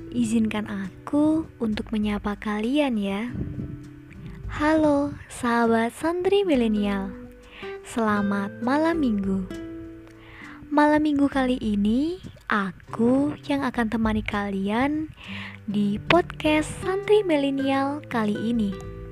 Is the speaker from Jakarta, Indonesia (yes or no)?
no; Blitar, East Java, Indonesia; Asalku dari Blitar.